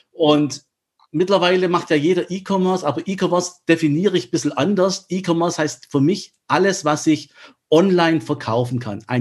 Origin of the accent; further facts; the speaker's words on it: Germany; Wie es der Name schon sagt, äh, bin ich Halbgrieche, aber in Deutschland aufgewachsen